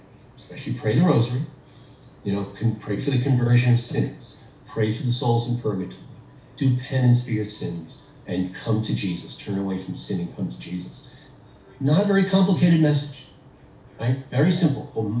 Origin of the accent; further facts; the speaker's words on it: Yonkers, New York, United States; I'm just … from Yonkers.